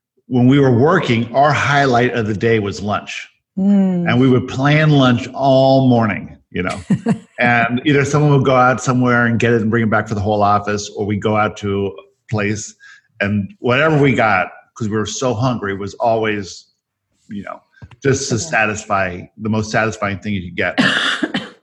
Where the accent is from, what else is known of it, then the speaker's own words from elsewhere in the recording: Johannesburg, Gauteng, South Africa; I was born in Johannesburg, South Africa